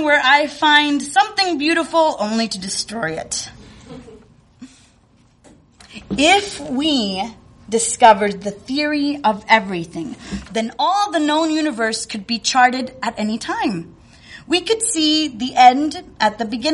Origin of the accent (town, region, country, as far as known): rural Northern California, United States; born or raised there; moved away as an adult; now in Chicago, United States